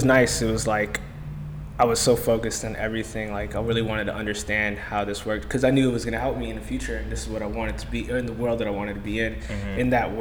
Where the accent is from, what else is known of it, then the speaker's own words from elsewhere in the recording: Virginia, United States; moved away; I'm from Virginia